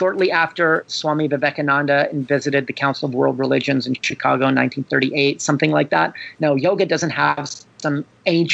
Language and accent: English; Canada; I'm Canadian